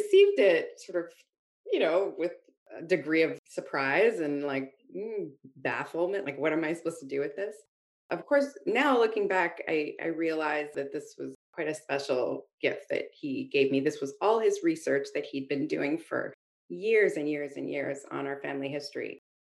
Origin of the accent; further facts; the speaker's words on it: Halifax, Nova Scotia, Canada; I'm not from Africville specifically, I'm from Halifax.